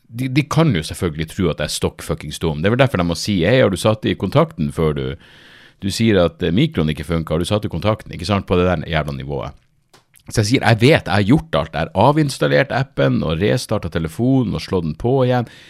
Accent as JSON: {"language": "Norwegian", "town": "Narvik", "region": "Nordland", "country": "Norway", "said": "jeg er fra Narvik"}